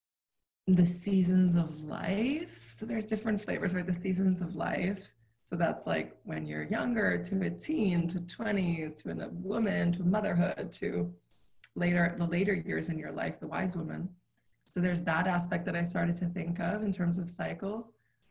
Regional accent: New York City, New York, United States; I grew up in New York City in Manhattan, in a city

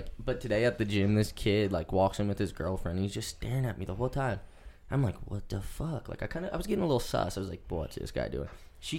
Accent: Butte, Montana, United States; oh, I'm from Butte.

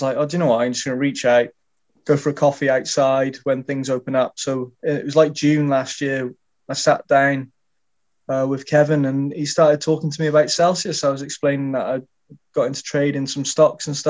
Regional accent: Shropshire, West Midlands, United Kingdom; I'm from Shropshire in the UK

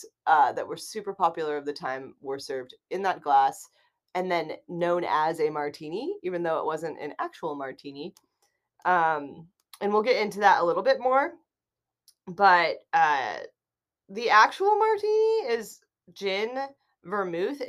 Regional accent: Midwest, United States; I'm from the Midwest

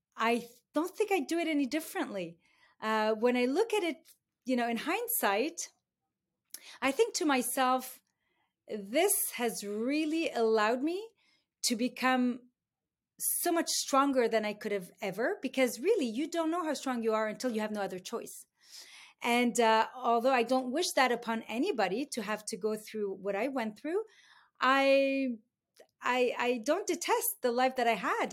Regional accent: Beirut, Beirut Governorate, Lebanon; moved away as an adult; now in Canada; I was born in Beirut. I grew up in the Lebanese Civil War.

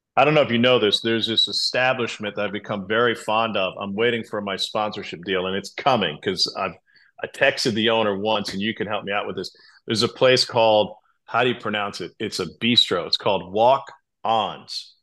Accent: Columbia, Missouri, United States; I grew up in Columbia

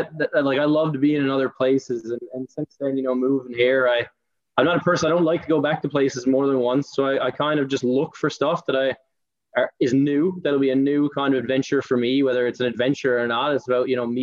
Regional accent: Mount Pearl, Newfoundland and Labrador, Canada; moved away as an adult; now in Stavanger, Norway; I grew up in Mount Pearl, actually together with you, Dave.

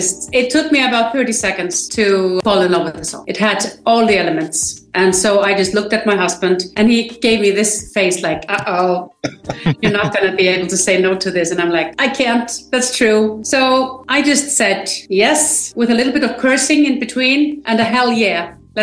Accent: Iceland; I am from Iceland

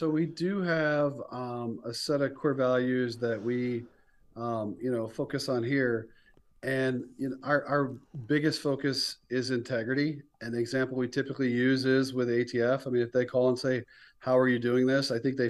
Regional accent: the South, United States; growing up in the South, college football, you know, you love when the team that wasn't supposed to win wins

